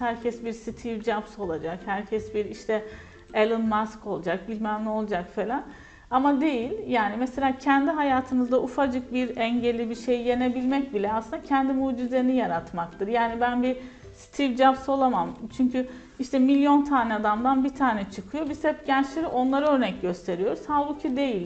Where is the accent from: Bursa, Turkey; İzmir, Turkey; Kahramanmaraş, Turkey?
Kahramanmaraş, Turkey; also born or lived in Ankara / Konya; ben hocam Kahramanmaraş doğumluyum